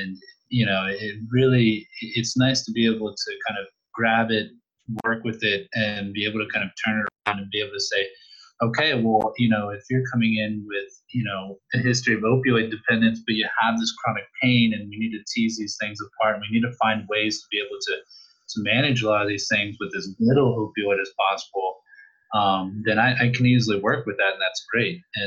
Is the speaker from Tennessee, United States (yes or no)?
no; Northern Virginia, United States; also born or lived in Caribbean; now in Richmond, United States; I grew up in Northern Virginia, actually. So right now I'm in Richmond